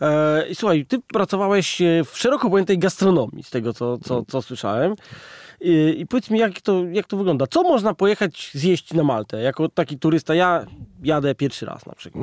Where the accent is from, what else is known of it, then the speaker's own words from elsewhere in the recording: Poland; u nas na Wawelu